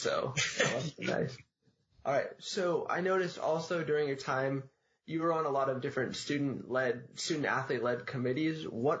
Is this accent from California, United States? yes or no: yes; San Francisco, California, United States; moved away as an adult; And I'm also from San Francisco, so I watched a lot of Warriors games.